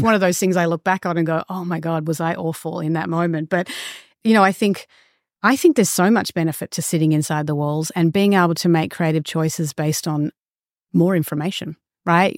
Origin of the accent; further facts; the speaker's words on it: Australia; moved away as an adult; also born or lived in Los Angeles; for me as an Australian